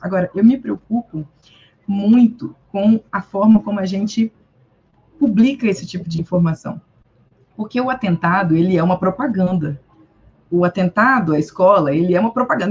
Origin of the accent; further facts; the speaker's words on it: Brazil; now in Belo Horizonte, Brazil; sendo brasileiro